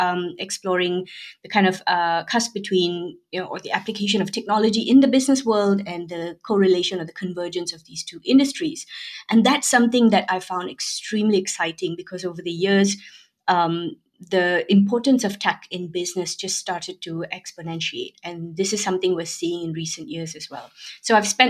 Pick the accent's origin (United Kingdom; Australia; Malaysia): Malaysia; I'm originally Malaysian